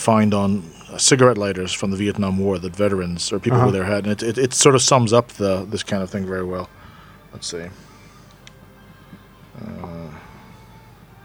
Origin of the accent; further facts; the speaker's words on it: United States; an American